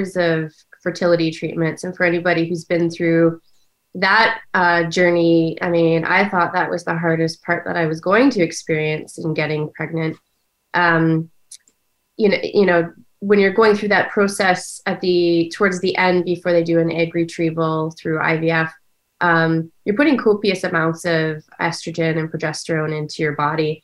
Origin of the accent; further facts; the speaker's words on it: Ontario, Canada; moved away as an adult; also born or lived in Washington, D.C., United States; now in United States; I was born in Ontario, Canada, where I grew up. And I've now been living in the United States for about 20 years.